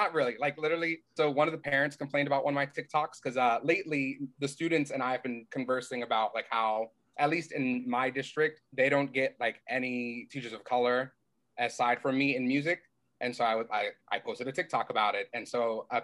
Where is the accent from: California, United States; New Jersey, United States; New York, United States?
New Jersey, United States; Camden; I grew up in Camden, so it's like very Black Hispanic